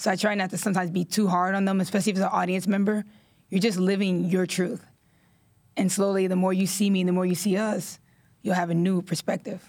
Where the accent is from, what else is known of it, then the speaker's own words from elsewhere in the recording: New York City, New York, United States; I was born and raised in Washington Heights, New York